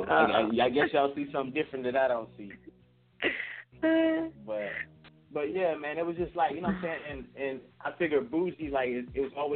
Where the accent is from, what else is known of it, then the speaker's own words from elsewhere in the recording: Florida, United States; I'm from Florida